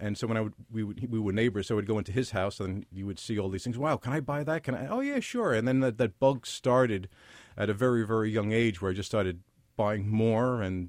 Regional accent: Brooklyn, New York, United States; also born or lived in Little Neck, Queens, United States; Grew up in Williamsburg, Brooklyn, and parts of Queens, Little Neck mostly.

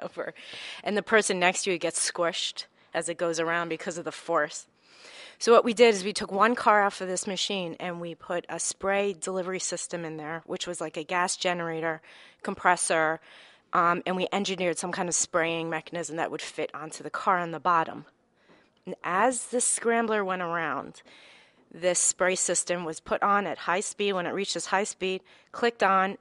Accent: White Plains, New York, United States; now in Bronx, United States; My family, both sides of my family, are from the Bronx, Morris Park area, but I grew up in Westchester, in right near White Plains

